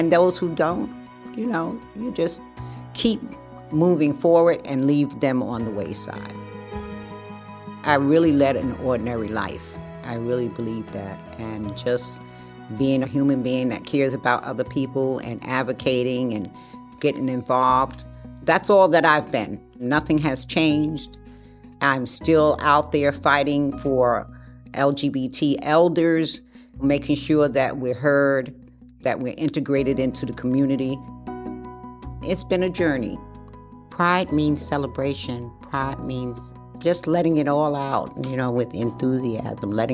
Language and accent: English; New York City, New York, United States; also born or lived in Bronx; I grew up in Harlem